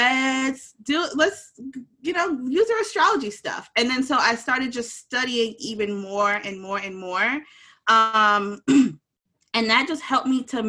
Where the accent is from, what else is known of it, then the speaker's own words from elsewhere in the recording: Jamaica; I'm Jamaican and you know, we have like the horns going too